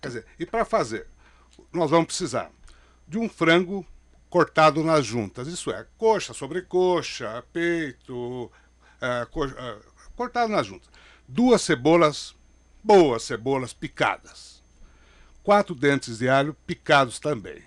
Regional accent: Jaú, São Paulo, Brazil; now in São Paulo, Brazil; no interior, sou de Jaú

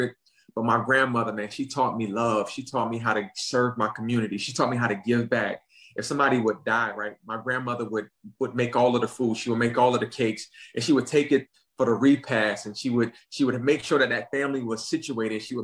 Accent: Ridgeland, South Carolina, United States; also born or lived in Savannah, Georgia; I was born in Savannah, right? But I was raised in Ridgeland. So it's just right over the bridge

